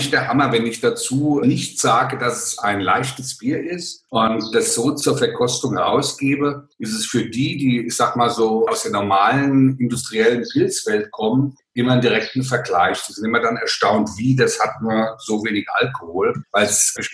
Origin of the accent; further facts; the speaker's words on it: Hesse, Germany; Ja, ich bin ein Hesse und kann auch so babbeln, aber dann versteht mich keiner.